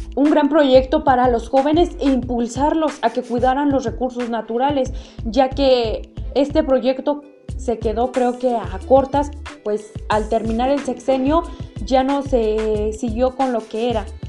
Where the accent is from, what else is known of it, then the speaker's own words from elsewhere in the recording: Mexico; nosotros como mexicanos